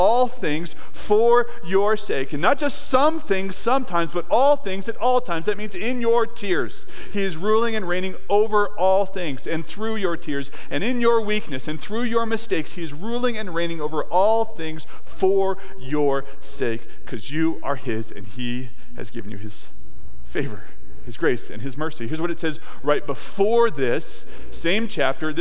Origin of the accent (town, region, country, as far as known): United States